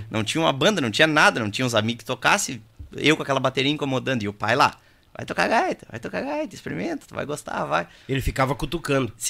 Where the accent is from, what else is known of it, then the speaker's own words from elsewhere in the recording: Palmares do Sul, Rio Grande do Sul, Brazil; born there; eu nasci lá em Palmares e o pai e a mãe sempre gostaram de ir a baile, assim.